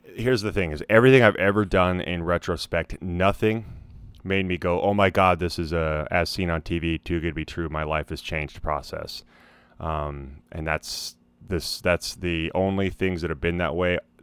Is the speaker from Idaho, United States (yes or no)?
yes; Idaho, United States; moved away; my home state of Idaho